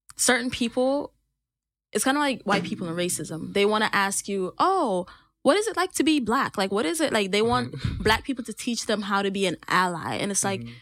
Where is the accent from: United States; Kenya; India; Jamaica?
Jamaica; I'm Jamaican as fuck